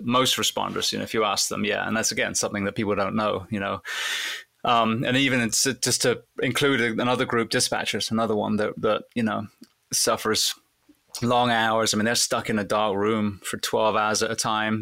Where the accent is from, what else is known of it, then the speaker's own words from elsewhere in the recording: England, United Kingdom; I wanted to be a fireman growing up in England